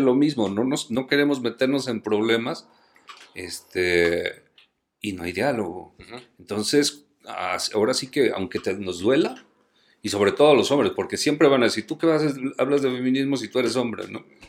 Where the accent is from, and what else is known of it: Mexico